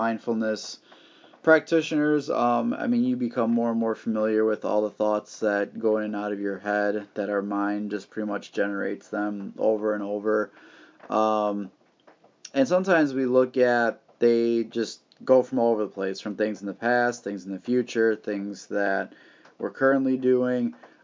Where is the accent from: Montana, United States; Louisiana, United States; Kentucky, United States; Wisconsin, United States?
Wisconsin, United States; here in my home state of Wisconsin